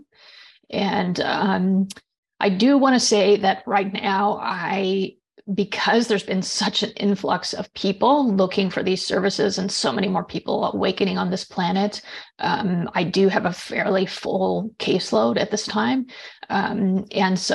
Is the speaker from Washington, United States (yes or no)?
yes; just outside of Seattle, Washington, United States; I grew up in just outside of Seattle, Washington